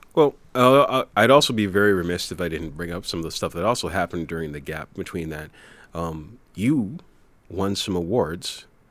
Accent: New Jersey, United States; now in Beverly, United States; I grew up in New Jersey

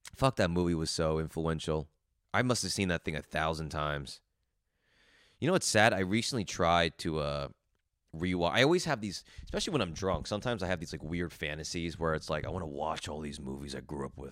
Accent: New Jersey, United States; I grew up in New Jersey

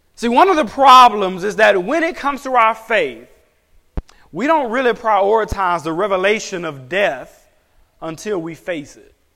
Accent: United States; as an American pastor

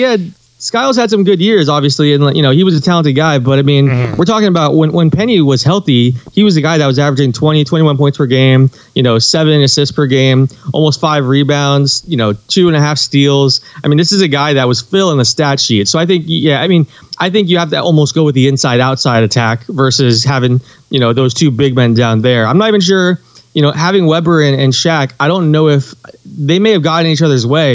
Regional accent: Tampa, Florida, United States; I grew up in Tampa

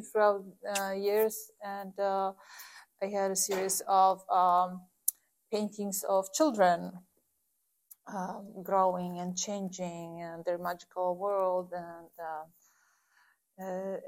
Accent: Poland; moved away as an adult; also born or lived in Warsaw; now in Galesburg, United States; I'm originally from Poland.

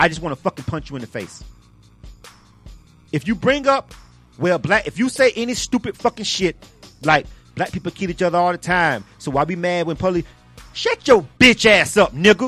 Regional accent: the South, United States; I grew up in the South

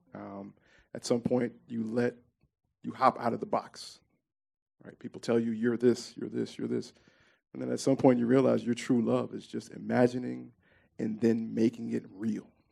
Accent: Memphis, Tennessee, United States; I grew up in Orange Mound uh, primarily.

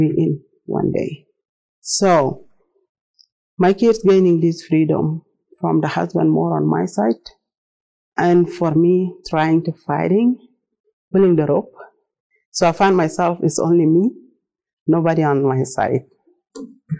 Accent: South Sudan; English is a second language; moved away as an adult; I'm from South Sudan originally. I speak Arabic, Dinka, a little bit English

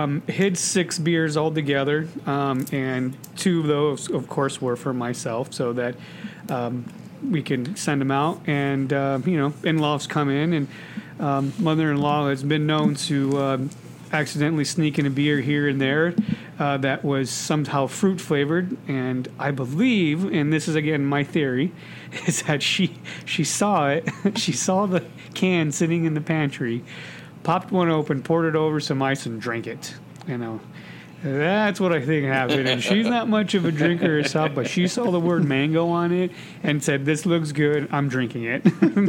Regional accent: United States; I'm an American, you asshole. I just care about my countrymen.

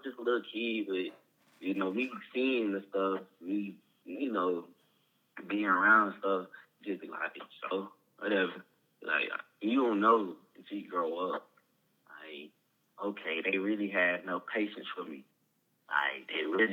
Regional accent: Rockdale, Georgia, United States; also born or lived in Fulton County, Georgia; I was growing up around Rockdale Summer High School

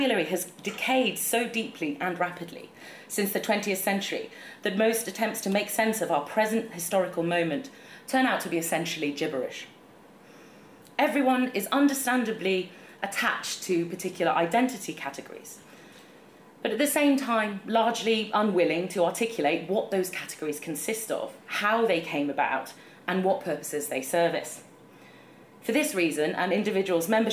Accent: England, United Kingdom; I'm from a northern post-industrial town like Ben

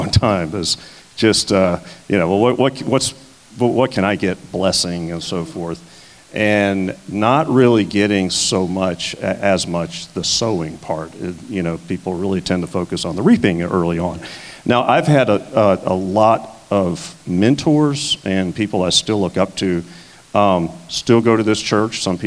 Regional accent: South Louisiana, United States; moved away; I grew up in South Louisiana, and I was a Catholic

